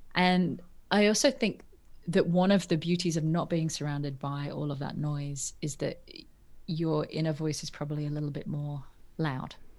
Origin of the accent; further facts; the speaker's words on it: Norfolk, East of England, United Kingdom; I grew up in England, in North, a place called Norfolk that no one's ever heard of.